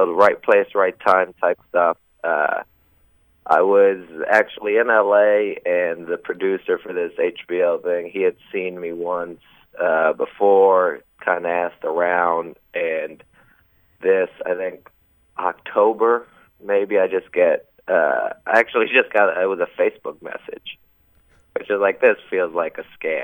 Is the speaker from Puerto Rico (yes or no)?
yes; Puerto Rico; moved away as an adult; also born or lived in Florida / Los Angeles; now in New York City, United States; I grew up in Puerto Rico. I caught, like, from ages 6 or 7 through high school.